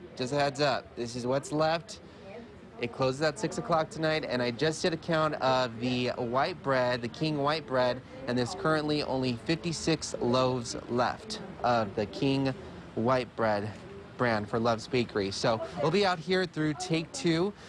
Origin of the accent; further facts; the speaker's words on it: Hawaii, United States; I was born and raised in Hawaii